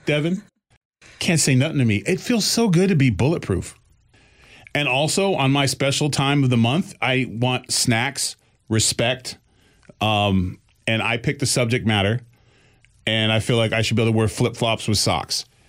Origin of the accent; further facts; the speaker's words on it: Boston, Massachusetts, United States; I'm still from Boston